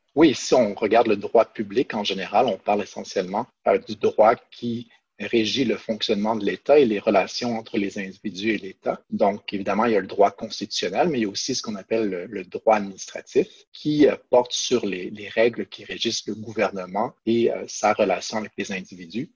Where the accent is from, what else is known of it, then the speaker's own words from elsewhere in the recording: Quebec City, Quebec, Canada; moved away as an adult; now in Ottawa, Canada; j'ai grandi à Québec et puis je suis venu faire mes, mes études ici à Ottawa en 2000